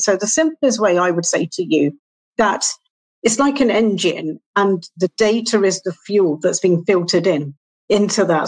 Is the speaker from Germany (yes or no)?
no; England, United Kingdom; I'm from England.